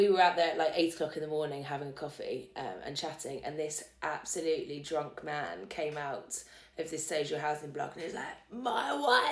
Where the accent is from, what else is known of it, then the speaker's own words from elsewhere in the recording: Essex, East of England, United Kingdom; I'm from Essex